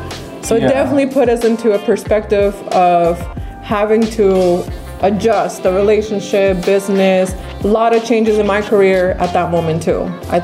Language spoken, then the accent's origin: English; Sacramento, California, United States